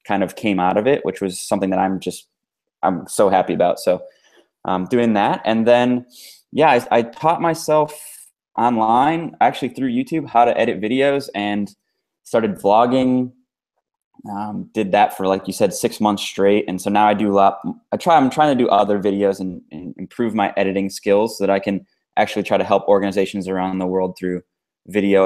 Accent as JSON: {"language": "English", "country": "United States", "tie": "born or raised there", "said": "I grew up in the States"}